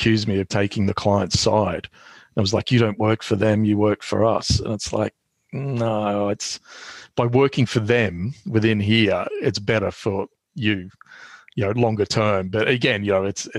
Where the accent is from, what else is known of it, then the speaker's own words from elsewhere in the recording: Australia; moved away as an adult; now in London, United Kingdom; being an Australian here. I mean, there are plenty of, well, less now than there used to be, but, you know, there are plenty of us up here.